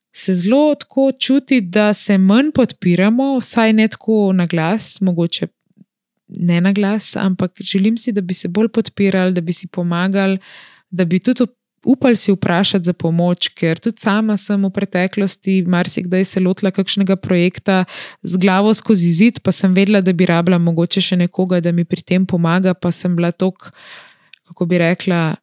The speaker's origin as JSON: {"language": "Slovenian", "country": "Slovenia", "said": "kako smo Slovenci razpršeni po celem svetu in kako je ta naša mala deželica"}